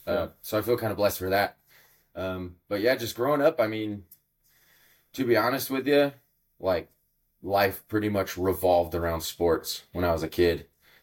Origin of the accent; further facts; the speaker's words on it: Reno, Nevada, United States; shortly before my family had me, they moved into Reno, and that's kind of where I was born and raised. But it's kind of nice, like, moving to a bigger city, not a big city by any means, but kind of with that background of blue collar, small town.